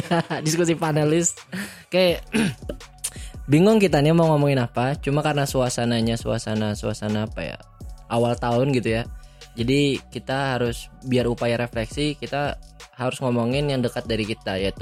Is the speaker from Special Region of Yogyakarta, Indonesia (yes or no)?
no; Banjarbaru, South Kalimantan, Indonesia; now in Bandung, Indonesia; Gue asal dari Banjarbaru, Kalimantan Selatan. Nah, sekarang gue kuliah di Bandung di Politeknik Kesejahteraan Sosial Bandung.